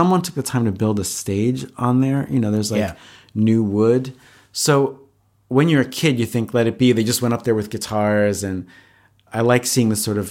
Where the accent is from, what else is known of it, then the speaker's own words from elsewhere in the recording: Valley Stream, New York, United States; I grew up in Long Island.